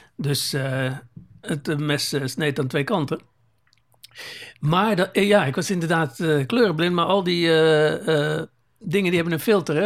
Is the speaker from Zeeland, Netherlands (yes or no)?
yes; Zeeland, Netherlands; moved away; wij komen oorspronkelijk uit Zeeland